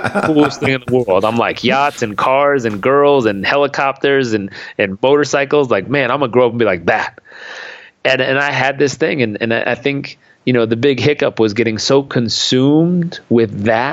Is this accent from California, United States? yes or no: yes; Southern California, United States; I grew up in Southern California